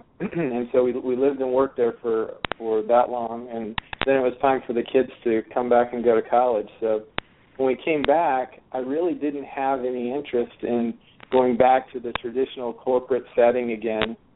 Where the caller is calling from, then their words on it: Indianapolis, Indiana, United States; I'm hailing from Indianapolis, Indiana today.